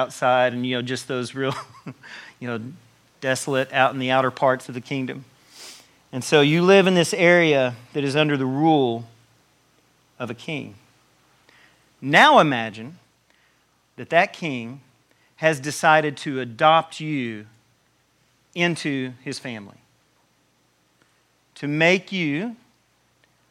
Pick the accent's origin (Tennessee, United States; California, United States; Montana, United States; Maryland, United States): Tennessee, United States; I'm from Tennessee